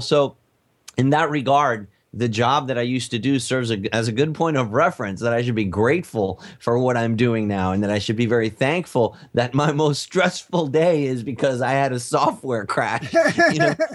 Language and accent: English; United States; I'm American